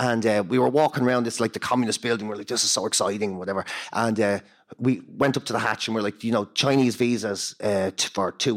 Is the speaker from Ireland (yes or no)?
yes; Dublin, Leinster, Ireland; also born or lived in Boston, United States; I'm from Marino